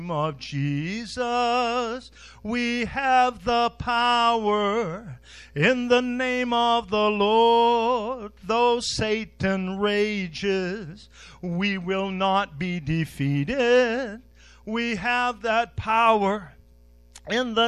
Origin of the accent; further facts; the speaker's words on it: Westbrook, United States; I was born on Main Street in Westbrook